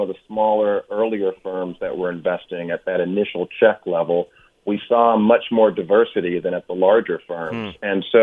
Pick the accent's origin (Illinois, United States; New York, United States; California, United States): California, United States; Oakland; also born or lived in Hampton, Virginia; I grew up in Oakland, California, went to a historically black college in Hampton, came back to go to Cal